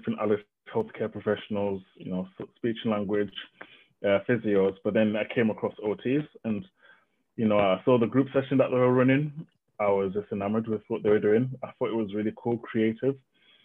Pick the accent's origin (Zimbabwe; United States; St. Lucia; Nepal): Zimbabwe; I was born in Zimbabwe, but my mom is from Zambia, so a bit of mixed heritage there, but yeah, I think I'm Zimbabwean